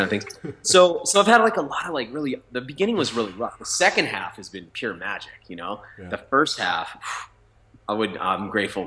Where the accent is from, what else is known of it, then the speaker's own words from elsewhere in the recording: New Hampshire, United States; I grew up in New Hampshire to a mom with mental illness